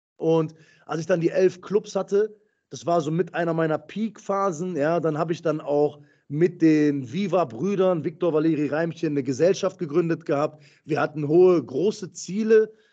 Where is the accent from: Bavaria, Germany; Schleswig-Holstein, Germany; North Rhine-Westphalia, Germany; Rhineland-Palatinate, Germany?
North Rhine-Westphalia, Germany; Essen; Ich komme aus Essen, komme aus dem Ruhrgebiet